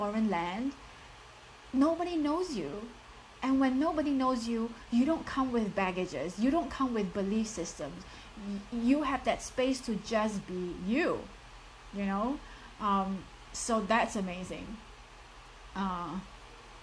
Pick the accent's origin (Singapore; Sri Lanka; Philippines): Singapore; accent: thick Singaporean; I'm from Singapore. I have a very strong and thick Singaporean accent.